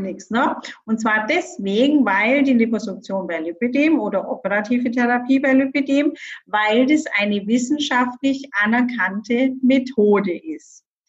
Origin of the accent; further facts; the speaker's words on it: Bavaria, Germany; ich komme ja aus Bayern